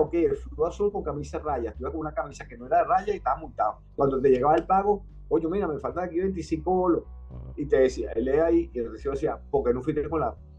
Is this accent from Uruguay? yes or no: no; Prados del Este, Miranda, Venezuela; a los seis meses me trajeron a Prados del Este, que mis padres habían construido, cuando rendía los reales, habían construido una casa por aquí, que, en la que me mantengo todavía.